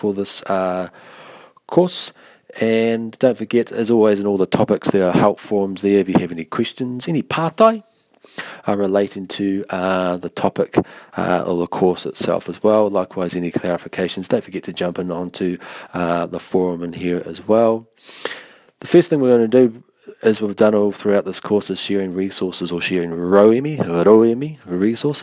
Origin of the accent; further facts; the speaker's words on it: Taranaki, New Zealand; no Taranaki ahau, I'm from Taranaki